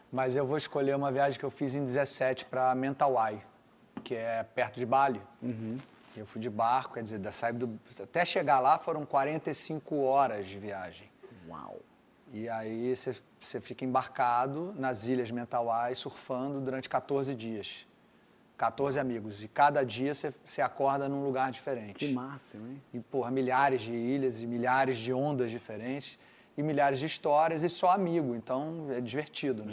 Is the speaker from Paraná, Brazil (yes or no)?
no; Rio de Janeiro, Brazil; em Ipanema, quando a gente foi onde eu nasci